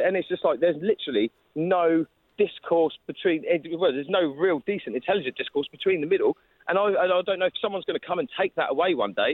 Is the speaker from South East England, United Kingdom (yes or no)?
yes; Southampton, South East England, United Kingdom; I'm from Southampton predominantly. That's not really a very integrated city. Well, it is now, but, I mean, when we were growing up, we just had a big Sikh population